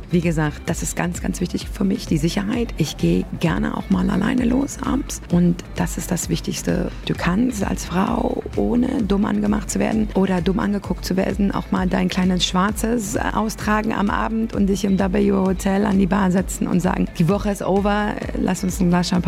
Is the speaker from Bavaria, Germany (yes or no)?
no; Berlin, Germany; Also ich bin ja aus Berlin, die U-Bahn.